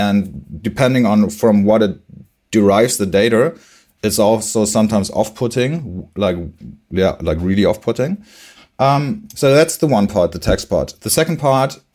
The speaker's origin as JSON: {"language": "English", "region": "Bremen", "country": "Germany", "tie": "born or raised there", "moved": "yes", "lives_now": "Hamburg, Germany", "said": "I was born in Bremen. I live in Hamburg now"}